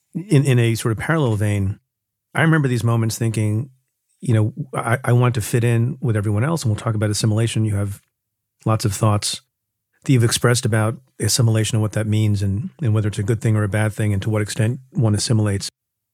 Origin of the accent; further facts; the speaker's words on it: New Jersey, United States; But, and we grew up, you know, I grew up in Jersey.